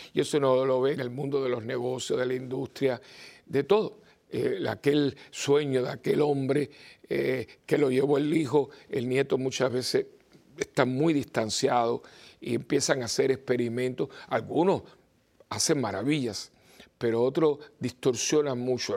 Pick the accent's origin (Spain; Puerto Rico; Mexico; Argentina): Puerto Rico; Yo vengo de Puerto Rico